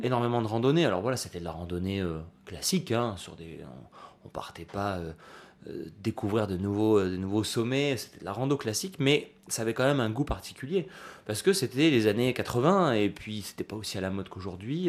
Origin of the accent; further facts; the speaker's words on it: Nice, Provence-Alpes-Côte d'Azur, France; en grandissant à Nice tous les étés, j'allais à la plage comme tous les gosses